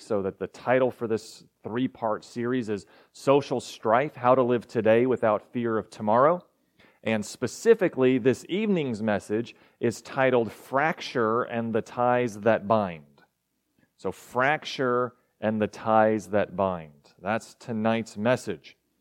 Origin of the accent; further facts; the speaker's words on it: Arkansas, United States; also born or lived in Texas; I was born in Texas, don't remember it, raised in Arkansas, remember that.